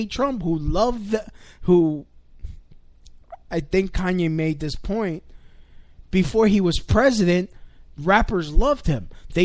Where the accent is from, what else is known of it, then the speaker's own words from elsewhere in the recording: New York City, New York, United States; I'm Hispanic. I grew up here in America. I'm Puerto Rican. I grew up here in New York City